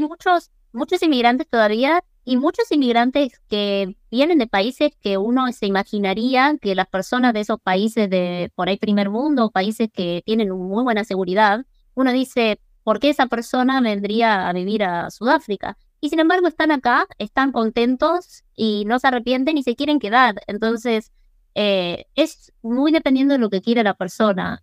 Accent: Mar del Plata, Buenos Aires Province, Argentina; accent: Argentine; first language English; Spanish is a second language; moved away as an adult; also born or lived in Cape Town, South Africa; now in South Africa; yo hablaba fluido y me quedó el acento argentino

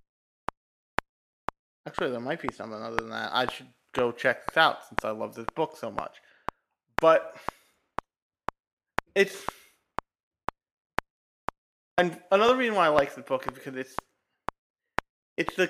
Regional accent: New Jersey, United States; also born or lived in New York City, New York, United States; I grew up for various reasons in New Jersey.

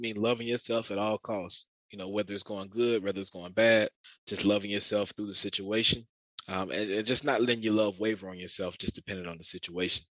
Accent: Augusta, Georgia, United States; growing up in Augusta.

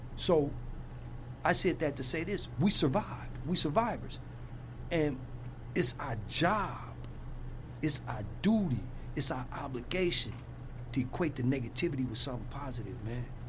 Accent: Compton, California, United States; I'm Compton made

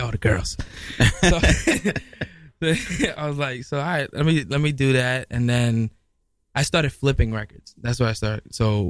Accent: New York City, New York, United States; also born or lived in Midtown Manhattan, New York City; I'm originally from the Bronx, man. BX, stand up, uptown.

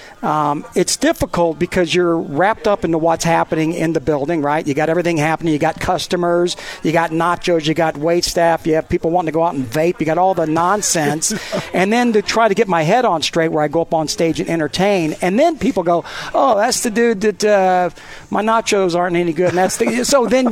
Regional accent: South Carolina, United States; I was raised in South Carolina

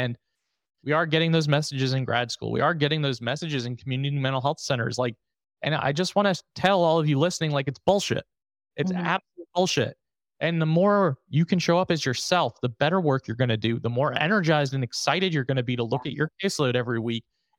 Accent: New York, United States; I'm from New York.

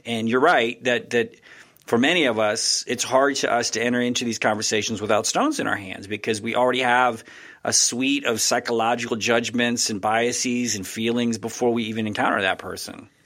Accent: Texas, United States; I'm from Texas

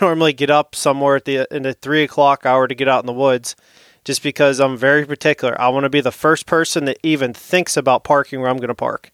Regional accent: St. Marys, Pennsylvania, United States; I'm from Saint Mary's, Pennsylvania

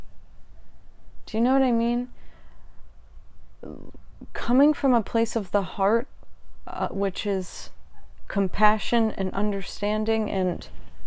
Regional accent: United States; growing up in America

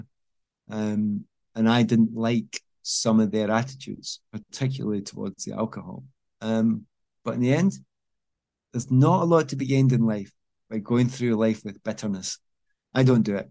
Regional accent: Scotland, United Kingdom; moved away as an adult; also born or lived in England; I'm from Scotland.

